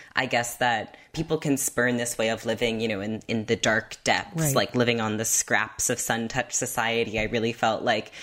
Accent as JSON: {"language": "English", "town": "Half Moon Bay", "region": "California", "country": "United States", "tie": "born or raised there", "said": "I grew up in California by this beach called Half Moon Bay, where whales would beach all the time"}